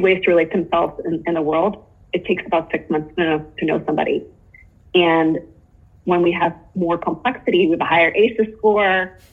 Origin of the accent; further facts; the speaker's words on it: Pittsburgh, Pennsylvania, United States; also born or lived in Japan; I'm from Pittsburgh